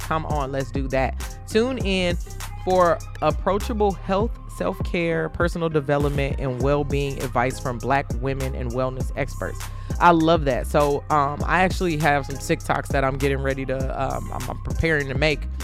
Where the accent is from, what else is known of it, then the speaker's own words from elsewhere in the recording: Chicago, Illinois, United States; I'm from Chicago